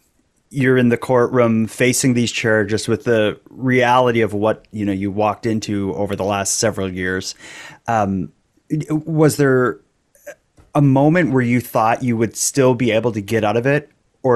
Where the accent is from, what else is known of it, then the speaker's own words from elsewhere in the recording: Canada; which, as a Canadian, that seems like characters from a Bond film are these people you're involved in.